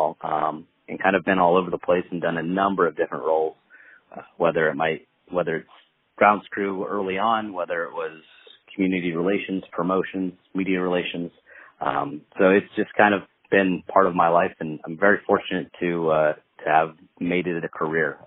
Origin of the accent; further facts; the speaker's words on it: Long Beach, California, United States; moved away as an adult; now in Myrtle Beach, United States; Originally, I'm from California. I'm born in Long Beach. So I'm a SoCal guy.